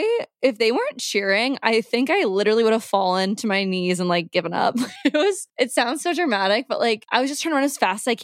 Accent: Nebraska, United States; I'm from Nebraska

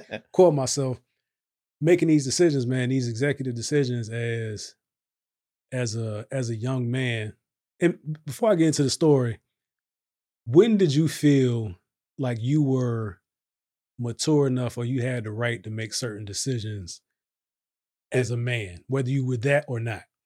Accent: Virginia, United States; now in Texas, United States; I'm from Virginia

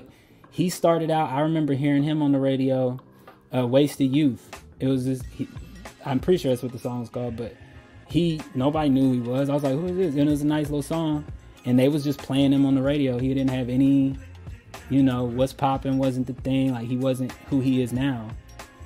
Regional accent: Louisville, Kentucky, United States; also born or lived in Colorado Springs, Colorado; I was born in Colorado Springs. I was raised here in Louisville. So this is home for me

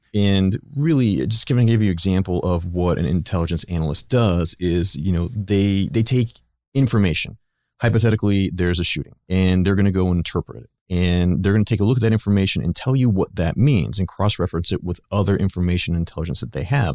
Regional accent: Pittsburgh, Pennsylvania, United States; moved away as an adult; also born or lived in Ohio / Washington, D.C.; I grew up in Pittsburgh, Pennsylvania

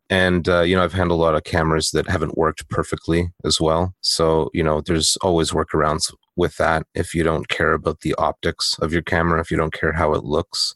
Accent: Canada; I am Canadian

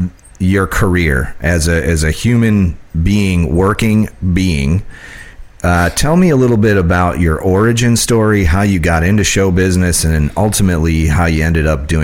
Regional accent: Illinois, United States; moved away; I grew up in Illinois

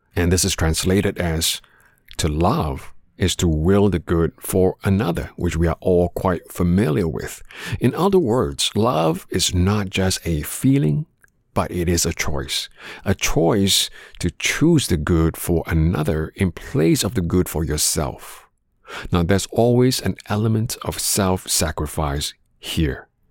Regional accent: Canada; growing up in Canada

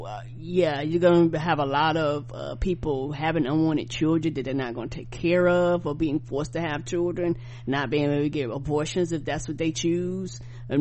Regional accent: Charlotte, North Carolina, United States; I'm from Charlotte, North Carolina.

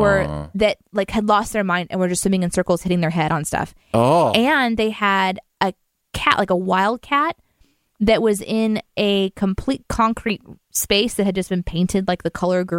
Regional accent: Springfield, Missouri, United States; Springfield, my hometown

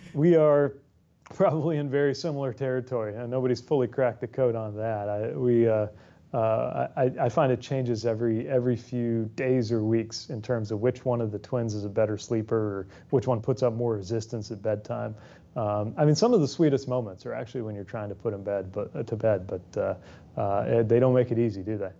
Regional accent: South Bend, Indiana, United States; my hometown, South Bend

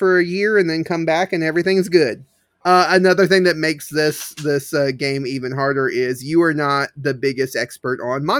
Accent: United States; I'm very unique in being an American who knows Australian like geography

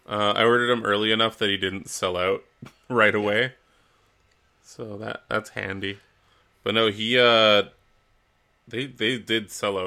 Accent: Canada; But we are Canadian.

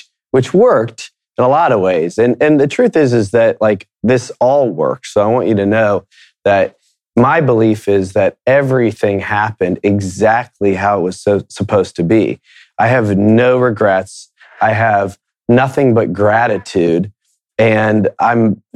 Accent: Akron, Ohio, United States; also born or lived in Miami, Florida; We quickly moved to Akron, Ohio, and started our lives there

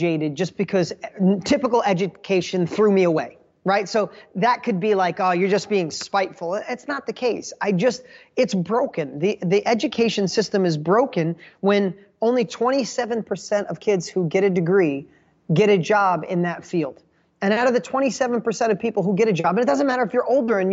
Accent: Poughkeepsie, New York, United States; I grew up in Poughkeepsie, New York.

